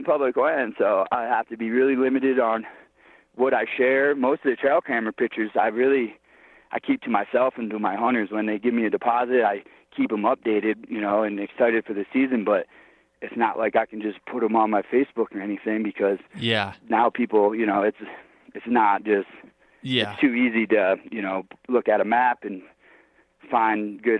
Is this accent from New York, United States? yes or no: yes; New York, United States; like I grew up in New York, we have fires all the time.